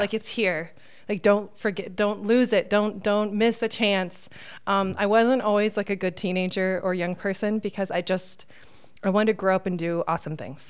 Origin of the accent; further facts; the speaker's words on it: Phoenix, Arizona, United States; also born or lived in Texas; I was born in Texas and I grew up in Phoenix